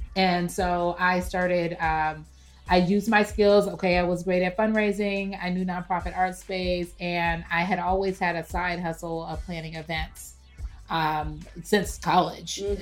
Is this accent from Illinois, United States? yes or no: no; Los Angeles, California, United States; moved away as an adult; also born or lived in Florida / San Francisco; now in Atlanta, United States; I am from Los Angeles